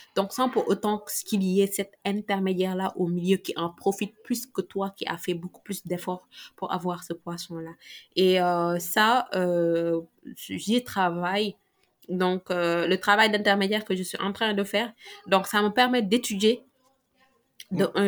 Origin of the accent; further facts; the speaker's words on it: Mbour, Thiès, Senegal; j'ai grandi à Hambourg et on a le deuxième port, le deuxième plus grand port du Sénégal